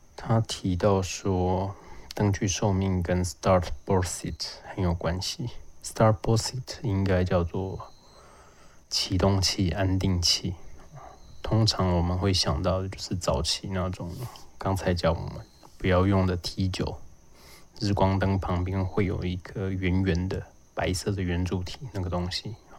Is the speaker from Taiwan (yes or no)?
yes; Lukang, Changhua County, Taiwan; 因为我老家在鹿港